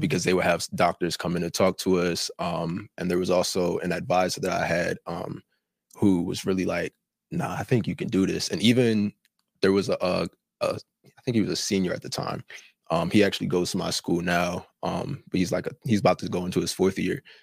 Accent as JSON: {"language": "English", "region": "New Jersey", "country": "United States", "said": "I'm from Jersey, not even from out here"}